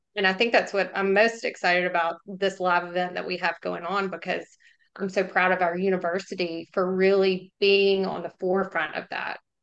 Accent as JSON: {"language": "English", "town": "Jackson", "region": "Mississippi", "country": "United States", "tie": "born or raised there", "also_born_or_lived": "Oxford, Mississippi", "said": "I grew up in Jackson and then, um, went to school here"}